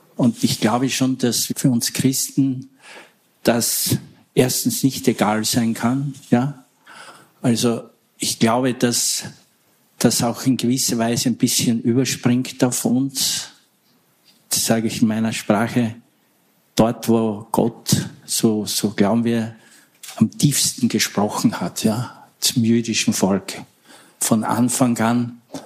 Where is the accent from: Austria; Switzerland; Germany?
Austria; ich komme mal halt aus Österreich